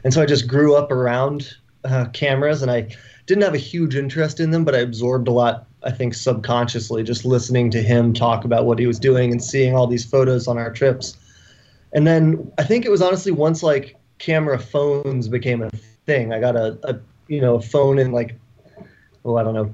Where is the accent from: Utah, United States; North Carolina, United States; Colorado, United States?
Colorado, United States; Conifer; moved away; also born or lived in Missoula, Montana; I was born in Montana in Missoula, and then I grew up in a small mountain town in Colorado